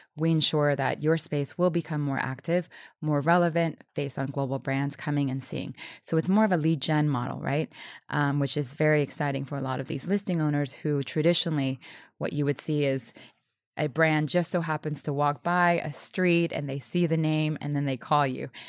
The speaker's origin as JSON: {"language": "English", "town": "New Orleans", "region": "Louisiana", "country": "United States", "tie": "born or raised there", "said": "I was born in New Orleans. I was around music"}